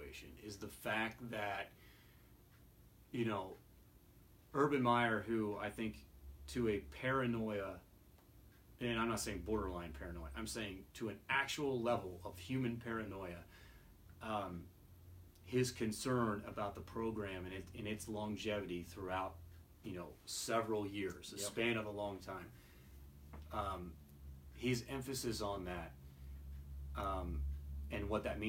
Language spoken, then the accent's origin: English; Youngstown, Ohio, United States; I'm from the Youngstown area